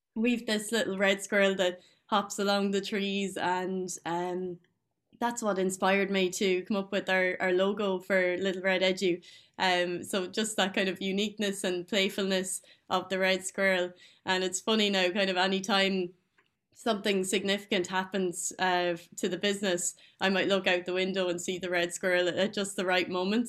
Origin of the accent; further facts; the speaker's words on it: Tullamore, County Offaly, Ireland; I'm from Tullamore in Offaly